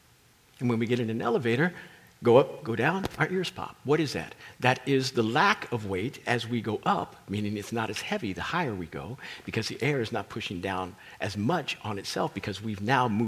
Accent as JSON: {"language": "English", "region": "Kansas", "country": "United States", "tie": "born or raised there", "said": "I grew up in Kansas, that's Tornado Alley"}